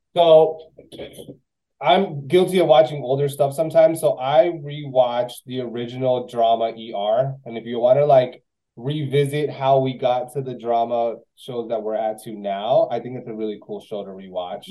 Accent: Miami, Florida, United States; also born or lived in West Palm Beach; I grew up here. I'm from Miami

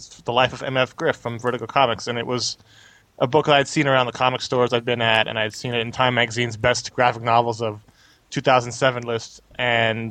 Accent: New York City, New York, United States; I grew up in New York City at the same time period.

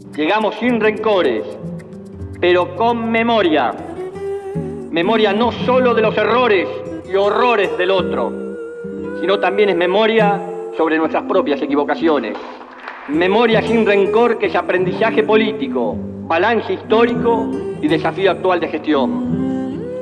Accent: Argentina; Como argentino

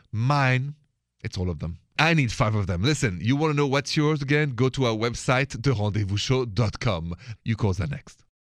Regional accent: France; accent: French; moved away as an adult; now in United States; I'm an American too, even if I have a French accent, I've been here 20 years

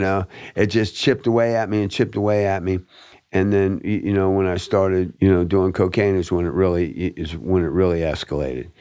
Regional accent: Fort Lauderdale, Florida, United States; I was born and raised in River Oaks

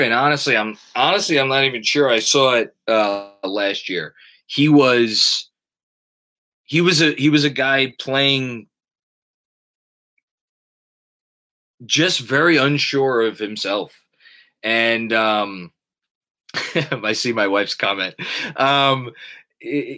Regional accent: New York, United States; I'm from New York

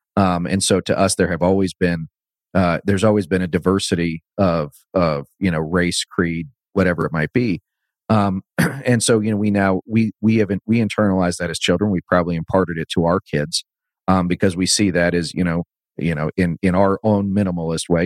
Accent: Northern Virginia, United States; I grew up in the 80s. Um, in a you know in a you know in northern virginia

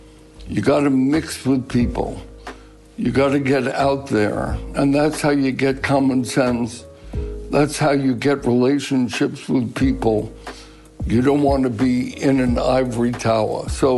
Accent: Brooklyn, New York, United States; You know, growing up in Brooklyn has been, in many ways, very important for my life. Number one, it was a melting pot, so that although my neighborhood was predominantly Jewish, there were enough immigrants, if you will, from Ireland, from Italy.

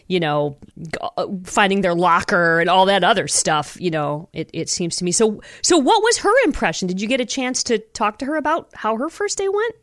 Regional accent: Toledo, Ohio, United States; my home that I grew up in in Toledo

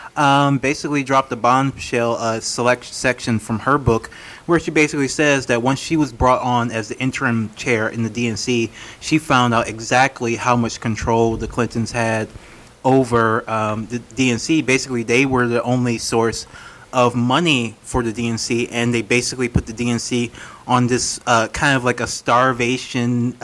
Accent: Louisiana, United States; I'm from Louisiana

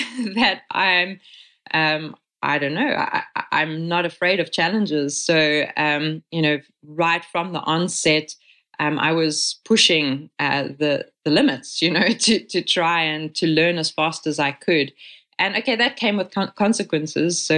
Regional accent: South Africa; first language English; moved away as an adult; now in Catalonia, Spain; growing up in South Africa

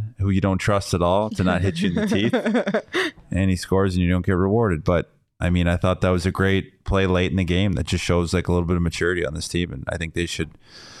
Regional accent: Las Vegas, Nevada, United States; I'm originally from Vegas, you know.

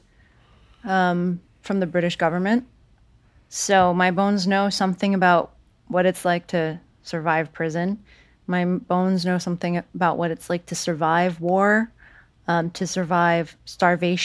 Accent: San Jose, California, United States; moved away; I went back to San Jose, California, my hometown.

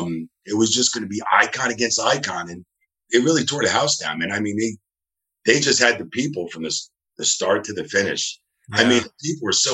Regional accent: New Jersey, United States; also born or lived in Texas; now in Tampa, United States; I'm from New Jersey

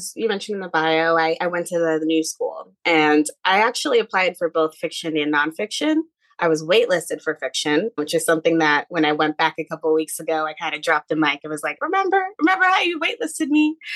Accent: Connecticut, United States; moved away as an adult; also born or lived in North Carolina; now in Brooklyn, United States; I grew up in Connecticut, went to UNC Chapel Hill for college

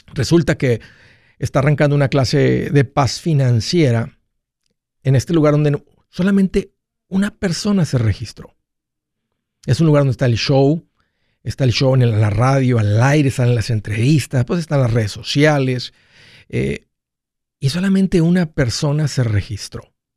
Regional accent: Mexico; soy hispano, soy de origen mexicano. Eso es lo que corre por mis sangres, de ahí vengo, de ahí soy

